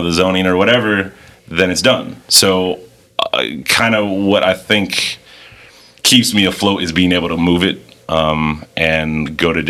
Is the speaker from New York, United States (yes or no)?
no; Miami, Florida, United States; I'm from Miami